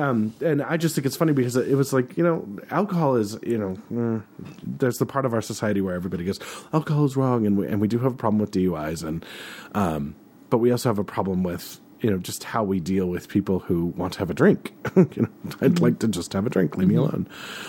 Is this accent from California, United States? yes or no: no; Helena, Montana, United States; I grew up in Helena, which is, as much as it would like to be anything else, it is a very political town.